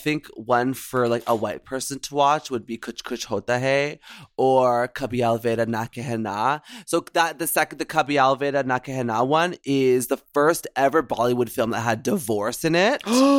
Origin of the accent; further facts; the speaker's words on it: the South, United States; My parents are from Guyana, but I'm from the South.